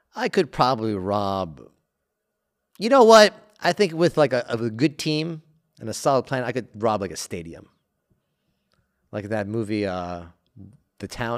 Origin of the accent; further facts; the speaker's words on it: United States; as an American